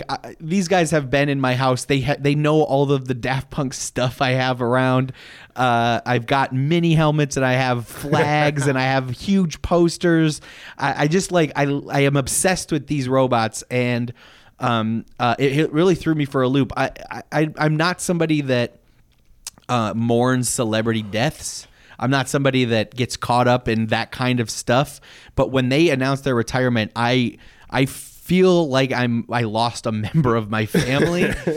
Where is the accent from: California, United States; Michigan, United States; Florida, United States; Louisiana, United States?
Michigan, United States; Detroit; We're three friends from Detroit.